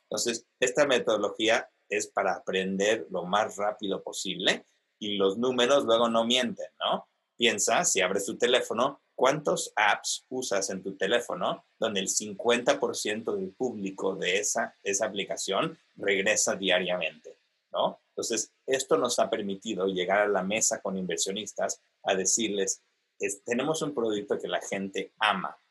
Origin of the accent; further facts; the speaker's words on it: Mexico City, Mexico; moved away; also born or lived in Argentina / United States; yo soy argentino originalmente, si se pueden imaginar, crecido en la Ciudad de México y luego en Estados Unidos